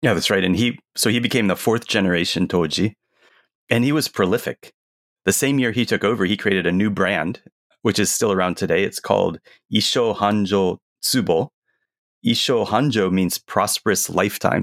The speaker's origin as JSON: {"language": "English", "country": "United States", "said": "we're American"}